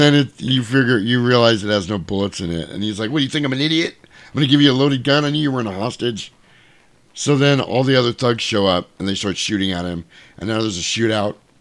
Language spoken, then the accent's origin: English; United States; we are the American people